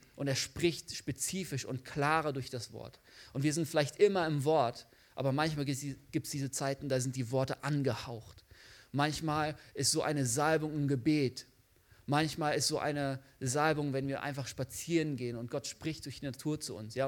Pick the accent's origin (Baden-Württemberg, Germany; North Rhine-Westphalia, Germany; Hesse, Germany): North Rhine-Westphalia, Germany; the Bielefeld area; moved away; Ich komme eigentlich da aus der Gegend von Bielefeld.